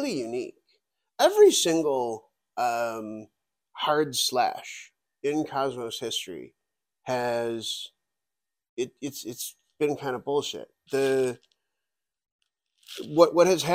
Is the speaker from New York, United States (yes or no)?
yes; Buffalo, New York, United States; I'm from Buffalo, New York